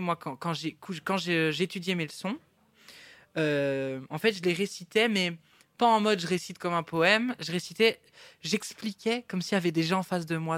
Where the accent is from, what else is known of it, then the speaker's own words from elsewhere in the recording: Baudour, Wallonia, Belgium; also born or lived in Boussu; je suis né à Bossu, mais j'habitais à Beaudour, qui est un petit village euh, pas très loin